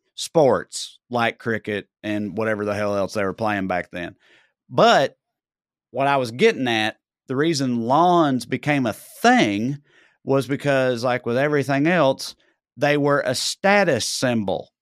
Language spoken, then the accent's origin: English; Tennessee, United States; now in Los Angeles, United States; not only am I from Tennessee, I wanna be, I wanted to be, like, I'm from Tennessee